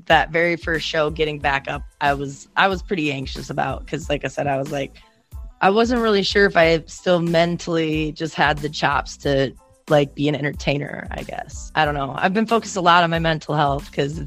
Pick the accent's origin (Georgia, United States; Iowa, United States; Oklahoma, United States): Iowa, United States; I'm from Iowa